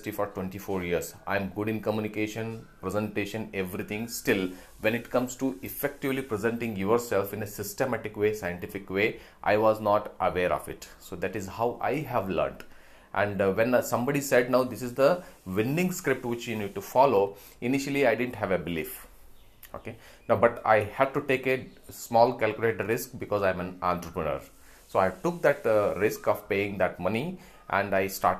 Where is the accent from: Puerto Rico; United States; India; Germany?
India; We as an Indian